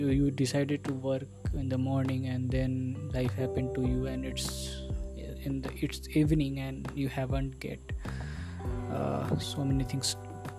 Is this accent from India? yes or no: yes; India; first language Hindi; English is a second language; I am from India